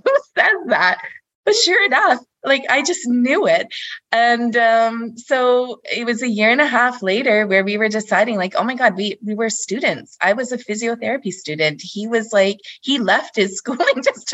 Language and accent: English; Canada; moved away as an adult; also born or lived in Denmark; we came back to Canada, it was to find more opportunity, just to come back closer to my family as well